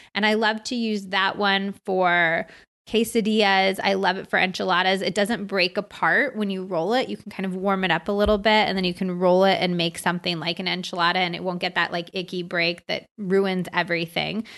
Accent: United States; also born or lived in California / Arizona; I grew up in California and Arizona

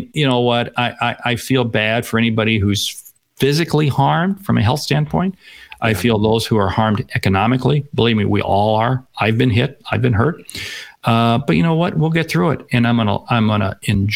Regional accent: Seattle, Washington, United States; I grew up in Seattle

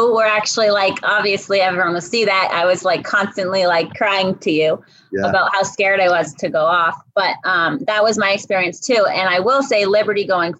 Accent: Maine, United States; moved away as an adult; now in Massachusetts, United States; I grew up in Maine for the first 18 years of my life. And then I went to college in Massachusetts

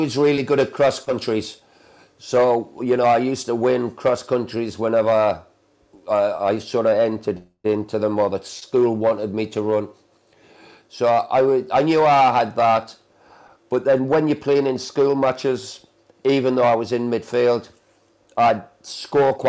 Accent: Geordie, North East England, United Kingdom; accent: Geordie; being a Geordie

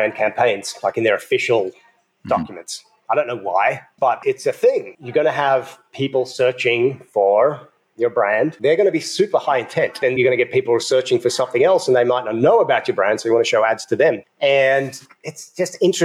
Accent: Australia; also born or lived in United States; now in Ecuador; I'm from Australia, but for 12 years, I lived in the USA.

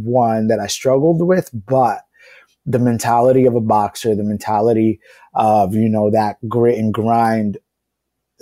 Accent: New York City, New York, United States; growing up in low-income housing, growing up in the Bronx

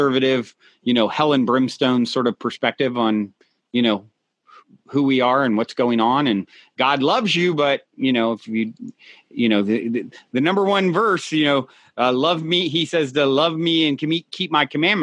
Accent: Virginia, United States; moved away as an adult; now in California, United States; I'm from Virginia originally

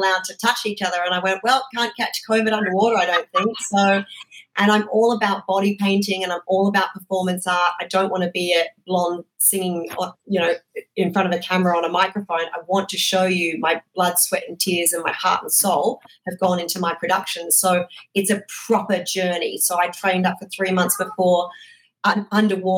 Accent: Australia; moved away as an adult; now in United States; I'm obviously originally from Australia

